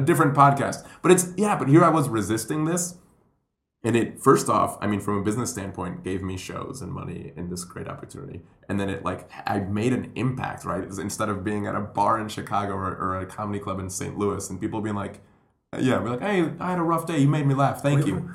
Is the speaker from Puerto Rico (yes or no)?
yes; Puerto Rico; moved away; also born or lived in Colombia; I'm Colombian. I grew up in Puerto Rico